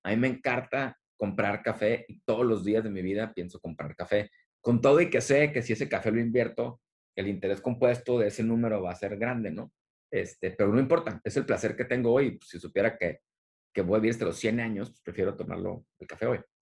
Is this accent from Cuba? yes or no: no; Tijuana, Baja California, Mexico; also born or lived in San Diego / Monterrey; soy originario de aquí de la región, de, Tijuana y San Diego, crecí en Tijuana